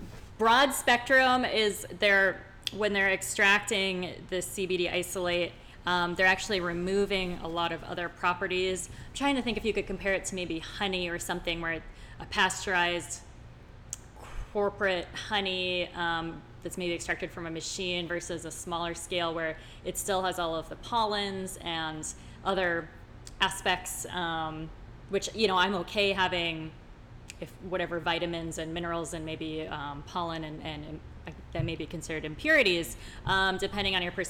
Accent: Iowa, United States; I'm from Iowa

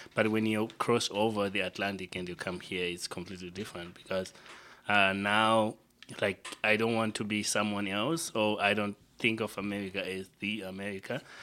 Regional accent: Zimbabwe; now in Montreal, Canada; where I grew up, where I spent much of my time is Zimbabwe

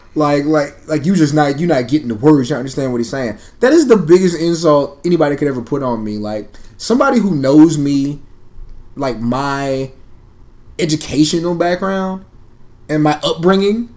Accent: San Antonio, Texas, United States; also born or lived in Camp Springs, Maryland; now in Austin, United States; I'm was born in Camp Springs, Maryland. I grew up in San Antonio, Texas, and I currently reside in Austin, Texas.

